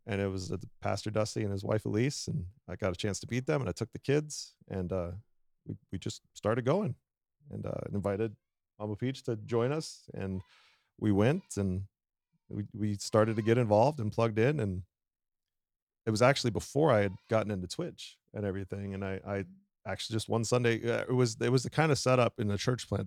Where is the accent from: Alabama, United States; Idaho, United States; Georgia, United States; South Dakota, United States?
South Dakota, United States; I am born and raised in South Dakota. So we're technically in my home territory